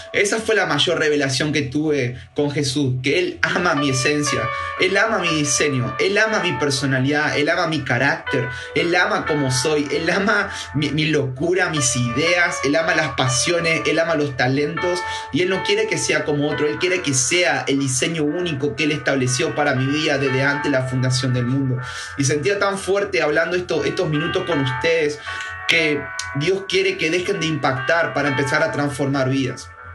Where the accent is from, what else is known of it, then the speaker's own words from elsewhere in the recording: Patagonia, Neuquén, Argentina; now in Santa Fe, Argentina; vengo de la Patagonia, soy neuquino